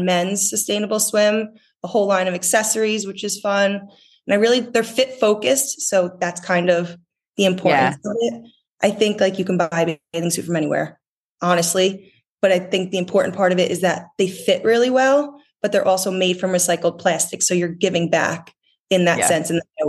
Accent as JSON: {"language": "English", "region": "New Jersey", "country": "United States", "tie": "born or raised there", "said": "I grew up in North Jersey. I spent every summer down at the shore."}